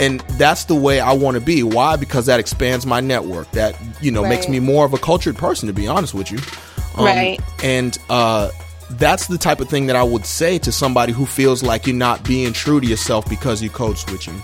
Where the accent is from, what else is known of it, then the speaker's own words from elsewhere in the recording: Charleston, South Carolina, United States; moved away as an adult; I'm from Charleston. Charleston, they have their own dialect, that Geechee language, all that stuff like that.